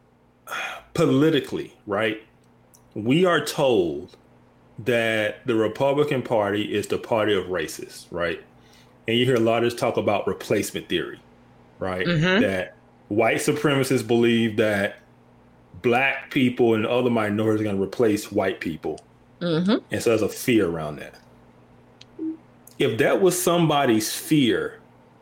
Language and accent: English; Birmingham, Alabama, United States; I'm from Birmingham, Alabama